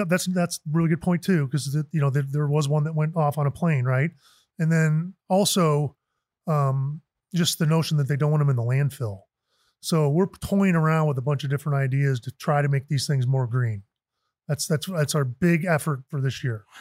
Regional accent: Chicago suburbs, Illinois, United States; also born or lived in San Francisco; now in Arizona, United States; I grew up in the Chicago suburbs.

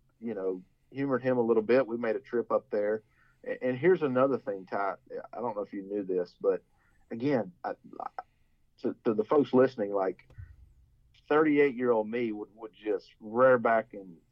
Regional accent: Huntsville, Texas, United States; we growing up in Huntsville, our parents being Bearcats

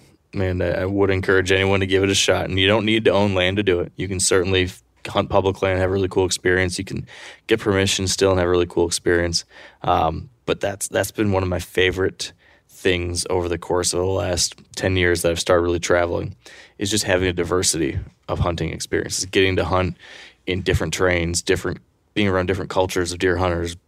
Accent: Michigan, United States; I'm from Michigan.

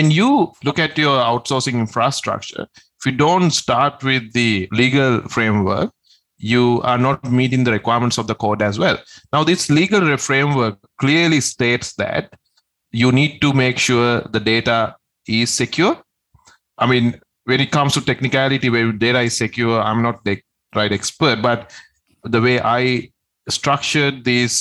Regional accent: Sri Lanka; moved away; I'm originally from Sri Lanka, so I had the connections there. My parents live there

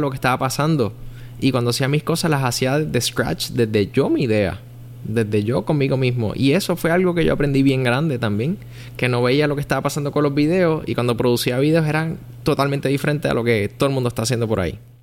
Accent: Puerto Rico; also born or lived in Miami; nosotros como puertorriqueños

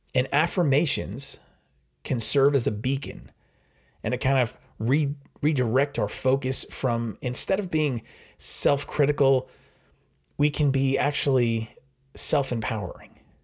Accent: New York, United States; now in New Jersey, United States; I'm from New York, uh, I live in New Jersey

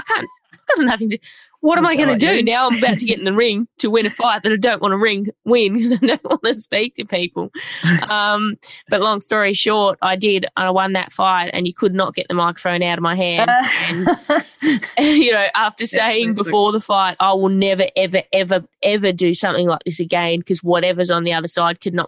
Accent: Tasmania, Australia; moved away as an adult; now in Melbourne, Australia; So I'm from Tassie. I'm a young Tassie lass, Tasmania. That's just, we sit down at the very bottom of Australia floating around. I grew up there

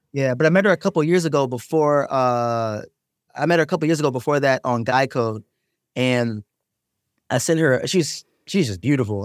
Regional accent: Maryland, United States; I'm from Maryland

